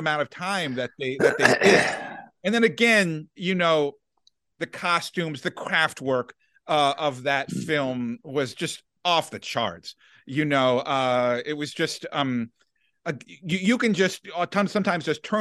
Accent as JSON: {"language": "English", "town": "Washington", "region": "District of Columbia", "country": "United States", "tie": "born or raised there", "said": "I grew up in Washington, D.C."}